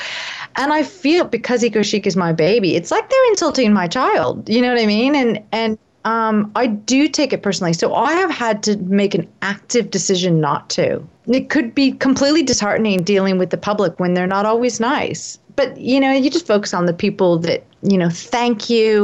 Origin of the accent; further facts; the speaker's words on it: United States; now in Australia; I'm obviously American living in Australia